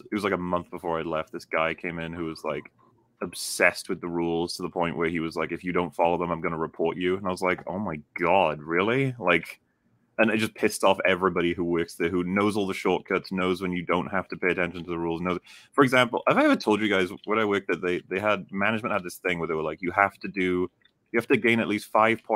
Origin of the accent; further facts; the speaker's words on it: United Kingdom; we're British